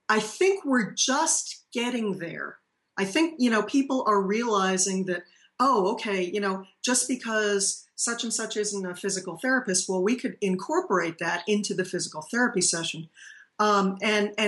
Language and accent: English; Paxton, Massachusetts, United States; now in Tennessee, United States; I'm a native from Massachusetts, and so I've been down in Tennessee now since 1992.